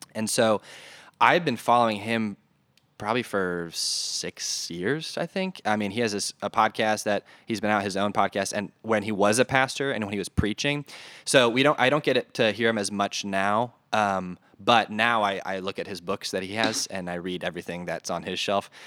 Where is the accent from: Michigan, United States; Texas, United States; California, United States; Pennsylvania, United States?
Michigan, United States; north of Detroit; moved away as an adult; also born or lived in North Carolina; now in Des Moines, United States; So I was originally from Michigan, a little bit north of Detroit.